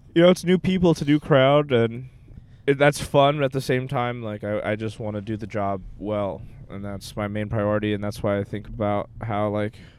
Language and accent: English; Texas, United States; also born or lived in Sao Paulo, Brazil; I was born somewhere else, and then I, when I was four years old, I moved to Texas.